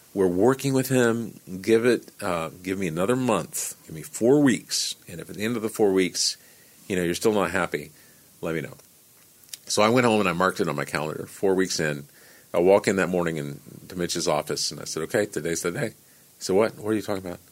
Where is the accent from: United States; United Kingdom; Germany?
United States; Canyon, Texas; moved away as an adult; also born or lived in Dallas, Texas / Washington, D.C. / New York City / Los Angeles; now in Columbia, Tennessee, United States; I had a 76 Porsche 911 in storage in my hometown in Canyon